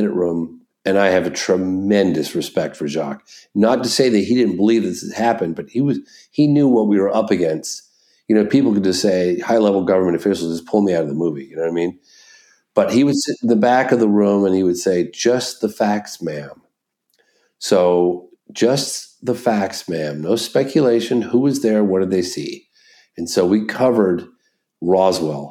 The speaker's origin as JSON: {"language": "English", "region": "England", "country": "United Kingdom", "also_born_or_lived": "California", "moved": "yes", "lives_now": "Vermont, United States", "said": "We're both from England originally"}